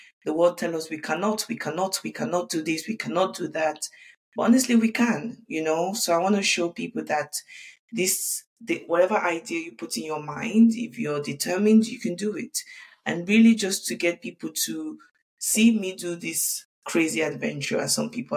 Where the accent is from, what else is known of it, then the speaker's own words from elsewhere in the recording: London, United Kingdom; moved away as an adult; also born or lived in Lagos, Nigeria; now in Dubai, United Arab Emirates; I grew up in the UK.